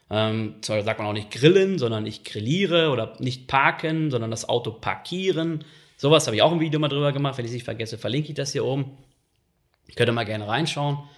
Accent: North Rhine-Westphalia, Germany; ich bin im Ruhrgebiet aufgewachsen, da ist der Ton nun mal rauer

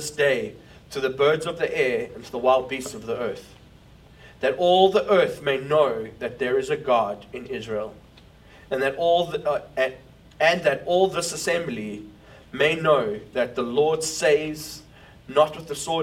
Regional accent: South Africa; now in New York, United States; as a South African leading a church in New York

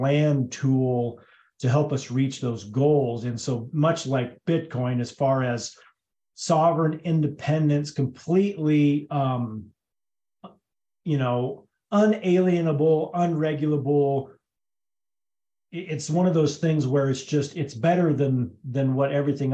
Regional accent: Hotchkiss, Colorado, United States; also born or lived in Twentynine Palms, California; I was born and raised in Hotchkiss, Colorado, which is about 15 miles from where we currently live

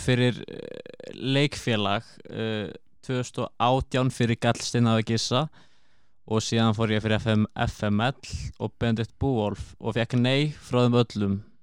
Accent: Akureyri, Northeast, Iceland; ég kem frá Akureyri

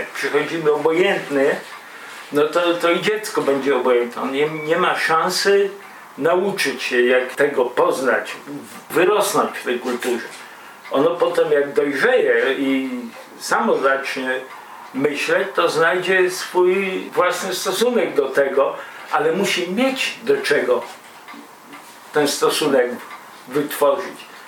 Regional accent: a village near Białystok, Podlaskie Voivodeship, Poland; Ja też z bardzo prostej rodziny robotniczo-chłopskiej pochodzę i ze wsi, spod Białego Stoku

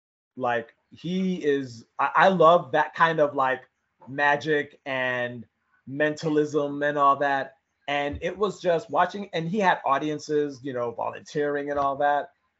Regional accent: New York, United States; where are you from? And it's like, I'm from New York.

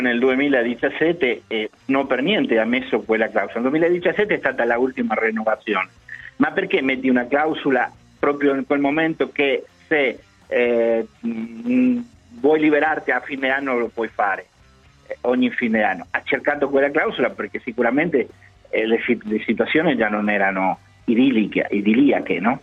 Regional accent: Buenos Aires Province, Argentina; Italian is a second language; moved away; Sono nato a Nadroghe nella provincia di Buenos Aires

